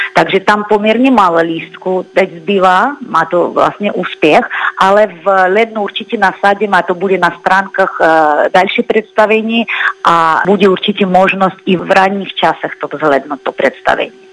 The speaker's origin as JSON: {"language": "Czech", "country": "Russia", "second_language": "Czech", "moved": "as an adult", "lives_now": "Prague, Czech Republic", "said": "jsem jako původní z Ruska"}